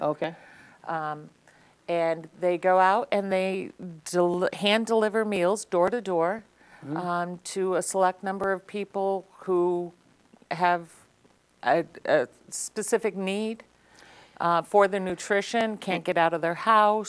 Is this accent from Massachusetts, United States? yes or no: yes; Lee, Massachusetts, United States; I grew up in Lee. Um, obviously, went to Berkshire Community College